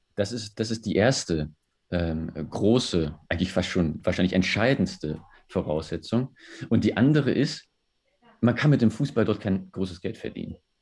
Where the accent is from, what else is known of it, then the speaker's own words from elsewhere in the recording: Germany; bei uns in Deutschland